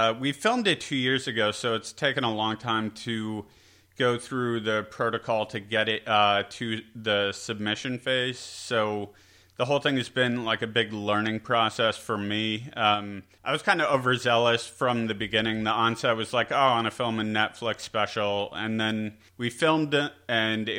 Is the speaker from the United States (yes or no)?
yes; Syracuse, New York, United States; We're in Syracuse right now, my hometown